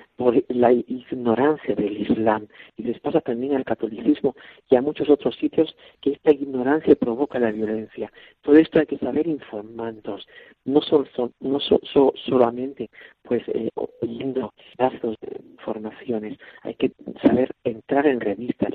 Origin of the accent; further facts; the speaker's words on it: Spain; now in Bangassou, Central African Republic; somos muchos, muchos españoles